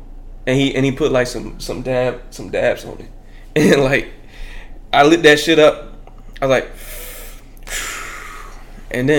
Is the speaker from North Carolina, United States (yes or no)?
yes; Warrenton, North Carolina, United States; also born or lived in Bronx, New York; I'm from Warrenton, North Carolina. I was just born there